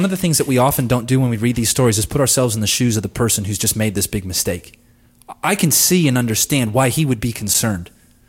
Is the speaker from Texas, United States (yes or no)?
no; Southern California, United States; I grew up in Southern California.